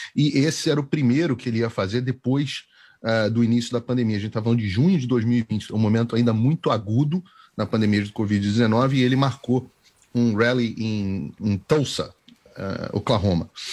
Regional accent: Rio de Janeiro, Brazil; Nascido e criado no Rio

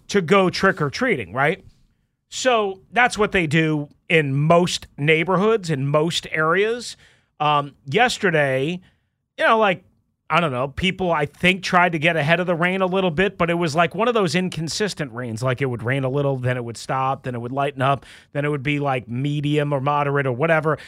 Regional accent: Long Island, New York, United States; moved away; when I was growing up on Long Island

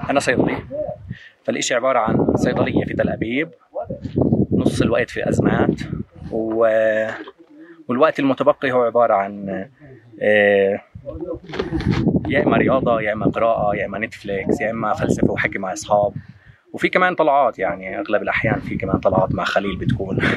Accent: Jerusalem, Palestine; born there; moved away as an adult; also born or lived in Amman; أنا بني آدم خلقت في القدس آه، حسيت انه الواحد بيكتشف حاله لما طلعت من القدس طلعت من القدس ففهمت انه اه في احتلال بعدين طلعت من البلد ودرست في عمان

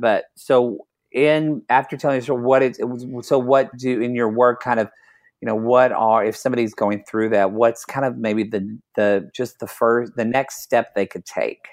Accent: Oklahoma, United States; I'm from Oklahoma

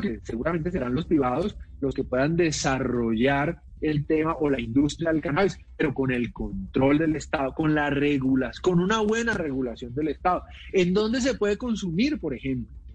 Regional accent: Palmira, Valle del Cauca, Colombia; yo estudié en un colegio eh, católico en mi ciudad natal, que es eh, Palmira

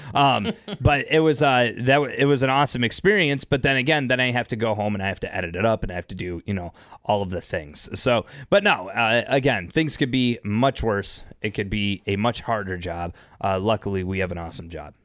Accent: Northern Michigan, United States; also born or lived in Detroit, Michigan; I grew up in Detroit till I was ten, and then I spent most of my life in Northern Michigan

